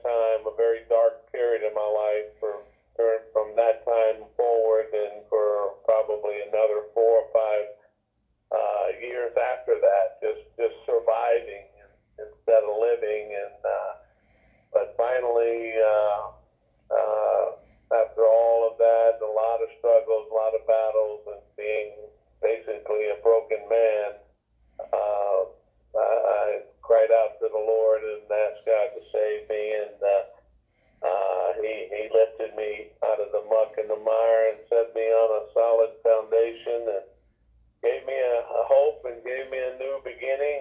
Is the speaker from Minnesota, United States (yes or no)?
no; Biloxi, Mississippi, United States; I'm born and raised in Biloxi, Mississippi